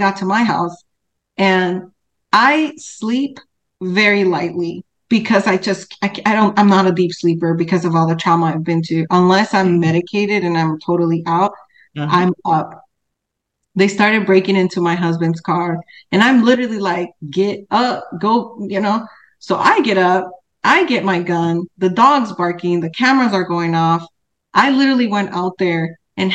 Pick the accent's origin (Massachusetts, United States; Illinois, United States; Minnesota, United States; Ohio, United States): Illinois, United States; Chicago; now in Texas, United States; I'm from Chicago